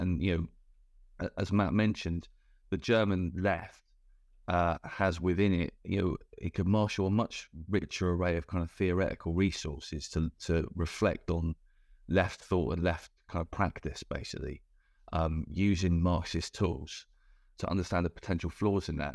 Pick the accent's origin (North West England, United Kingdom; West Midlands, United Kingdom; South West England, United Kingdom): South West England, United Kingdom; Cornwall; I grew up in Cornwall